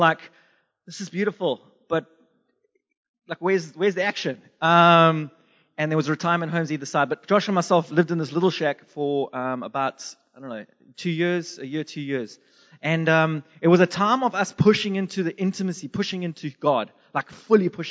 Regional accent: Durban, KwaZulu-Natal, South Africa; moved away; also born or lived in Zimbabwe / England / United States; I was born in Zimbabwe, bred in Durban, South Africa, and I lived in England and America

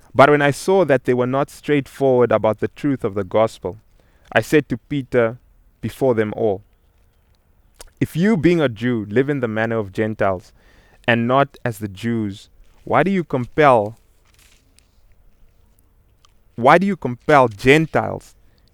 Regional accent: Namibia; I'm originally from Namibia, and I remember growing up as a child

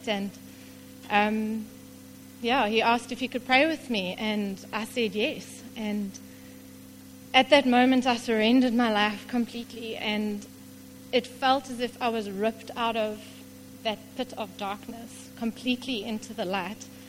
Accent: King William's Town, Eastern Cape, South Africa; I grew up in King Williamstown, not too far away from here

